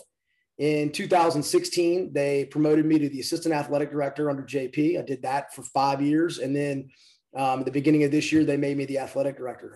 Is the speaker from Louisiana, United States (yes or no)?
yes; Baton Rouge, Louisiana, United States; born or raised there; also born or lived in New Orleans